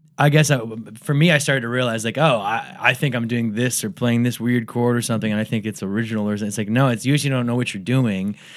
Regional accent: Medina, Ohio, United States; I'm from Medina, Ohio.

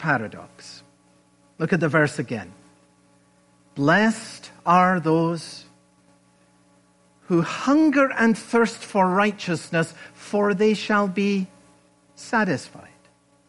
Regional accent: Scotland, United Kingdom; moved away; When I was a boy growing up in Scotland

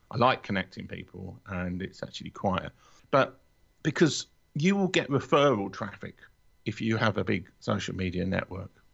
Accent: London, United Kingdom; also born or lived in Watford; I'm a Londoner

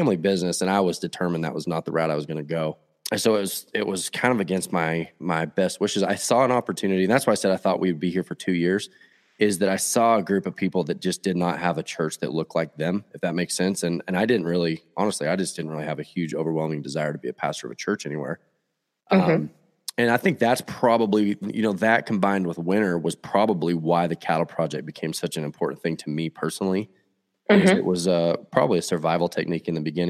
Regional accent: Fort Worth, Texas, United States; moved away as an adult; also born or lived in Rio Vista, Texas / Burleson, Texas; now in Oregon, United States; I grew up in Fort Worth, just south of Fort Worth. Actually, a little town called Rio Vista originally, and then we moved to Burleson.

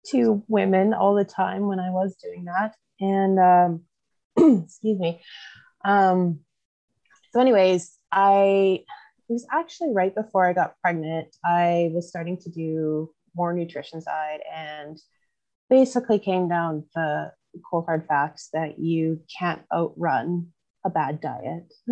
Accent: Southwest Manitoba, Canada; also born or lived in Olds, Alberta; I am from Southwest Manitoba.

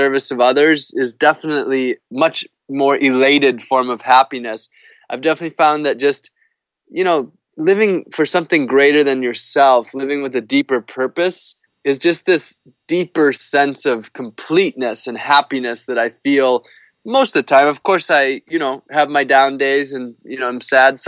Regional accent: United States; I'm a privileged person growing up in the United States as a white male

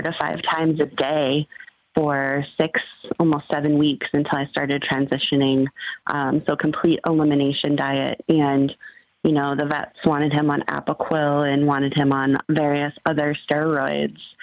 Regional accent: San Bernardino, California, United States; I grew up in Southern California.

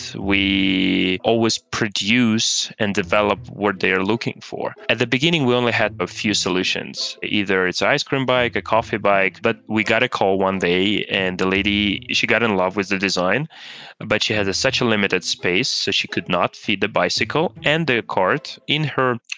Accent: Kazakhstan; also born or lived in Switzerland; now in United States; I grew up in Kazakhstan.

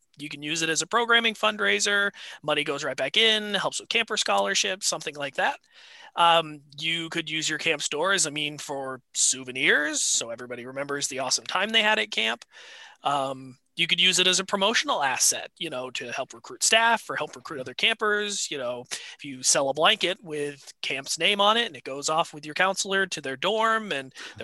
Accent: New Hampshire, United States; moved away as an adult; also born or lived in Denver / Washington, Connecticut; now in Connecticut, United States; I grew up in New Hampshire

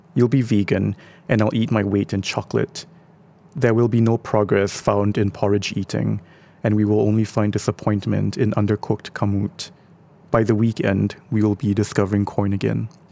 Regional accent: Singapore; our identity as Singaporean

